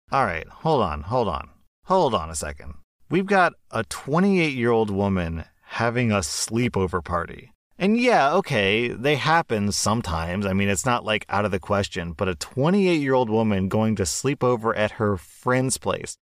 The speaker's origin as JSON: {"language": "English", "country": "United States", "said": "as an American"}